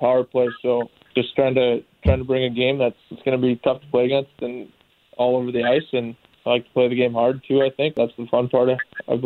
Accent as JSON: {"language": "English", "region": "Minnesota", "country": "United States", "said": "I'm from Minnesota"}